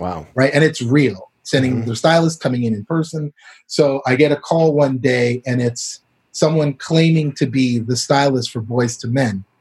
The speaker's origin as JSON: {"language": "English", "country": "Canada", "tie": "born or raised there", "also_born_or_lived": "Barbados / Brooklyn, New York", "moved": "as an adult", "lives_now": "Los Angeles, United States", "said": "I grew up in Canada"}